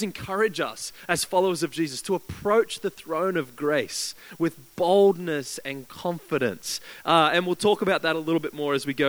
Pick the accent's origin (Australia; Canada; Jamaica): Australia; Queensland; now in Christchurch, New Zealand; I grew up in Queensland, where over in Australia